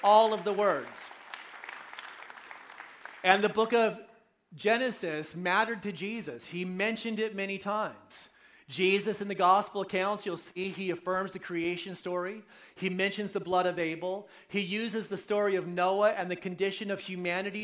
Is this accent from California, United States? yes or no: yes; right outside of Oakland, California, United States; moved away; I'm a local boy, right? So I grew up right outside of Oakland, so I'm coming home